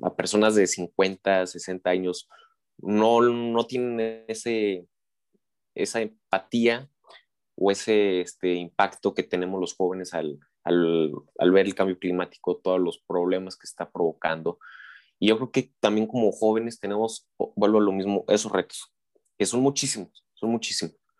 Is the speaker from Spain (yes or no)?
no; Mexico; also born or lived in San Luis Potosí; tenemos como ciudadanos mexicanos